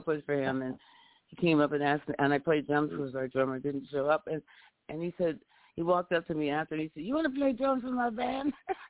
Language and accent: English; New York City, New York, United States; when I was a kid growing up in Brooklyn